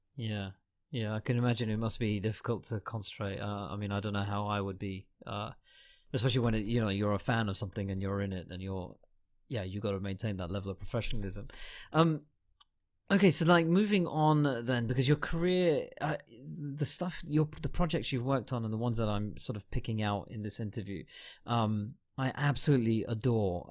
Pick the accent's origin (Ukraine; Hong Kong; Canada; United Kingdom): United Kingdom; I'm a Brit and I was over here for most of the time